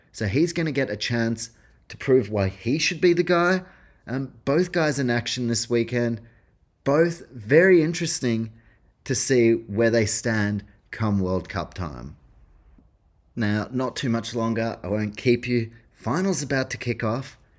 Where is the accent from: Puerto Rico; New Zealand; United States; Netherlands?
New Zealand; As a Kiwi